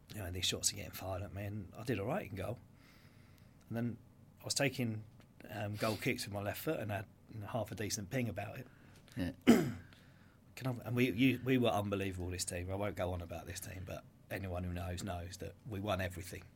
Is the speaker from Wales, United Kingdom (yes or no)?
no; Brighton, South East England, United Kingdom; I grew up in Dixon Rise, Brighton.